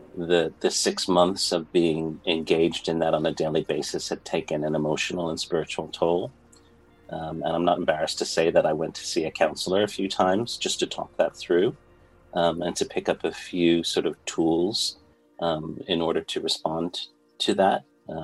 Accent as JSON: {"language": "English", "region": "New York", "country": "United States", "tie": "born or raised there", "said": "And being a New Yorker, there were quite a large number of people that I grew up with."}